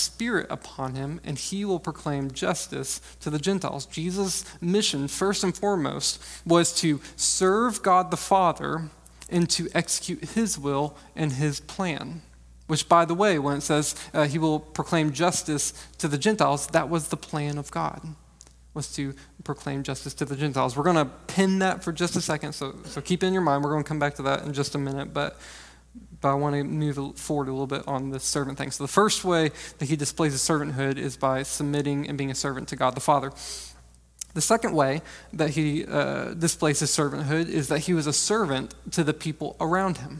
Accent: Texas, United States; I'm from Texas

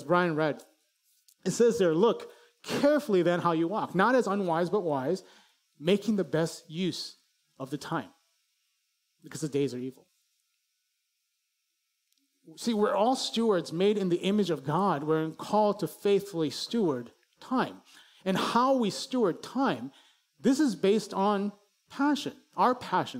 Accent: Chicago, Illinois, United States; I grew up in Chicago

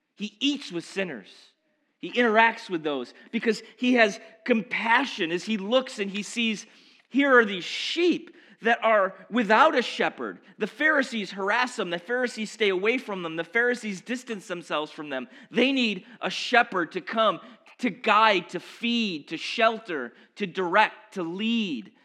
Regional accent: Baldwinsville, New York, United States; also born or lived in Norwood, Massachusetts / West Coast; growing up in Baldwinsville my whole life

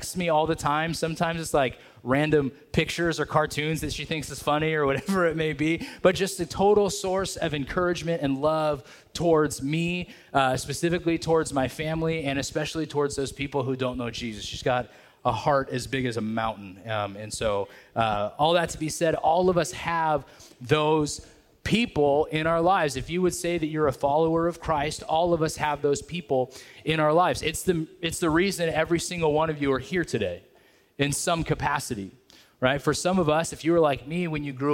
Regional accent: Merced, California, United States; I grew up in the Merced area

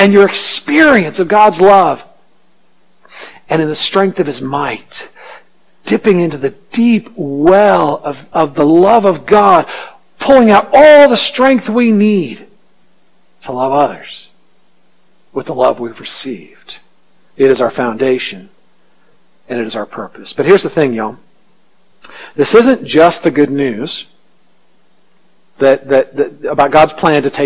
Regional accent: United States; as American Christians

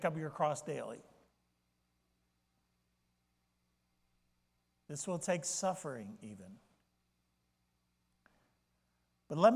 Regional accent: Florida, United States; now in Maine, United States; I grew up in Florida

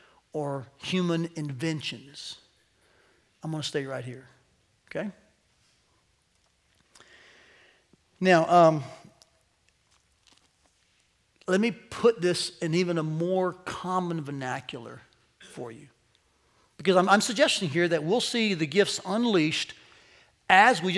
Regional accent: United States; as American Christians

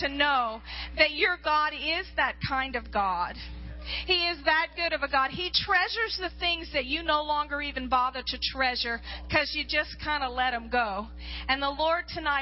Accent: Louisiana, United States; moved away as an adult; now in Alaska, United States; I was raised in Louisiana, and the enemy nearly destroyed me there as a young girl

